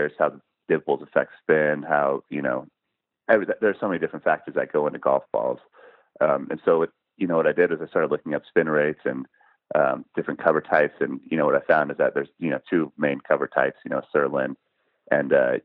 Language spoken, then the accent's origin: English; Seattle, Washington, United States; I grew up in Seattle